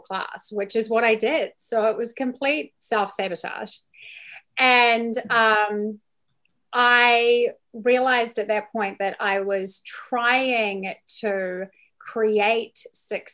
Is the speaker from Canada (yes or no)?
no; New Zealand; moved away as an adult; now in United States; So I am from New Zealand